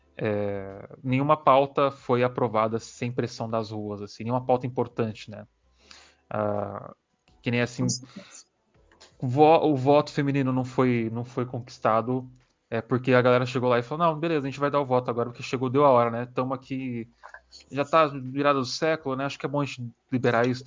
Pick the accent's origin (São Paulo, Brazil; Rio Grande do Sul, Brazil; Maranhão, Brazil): São Paulo, Brazil; nós que somos de São Paulo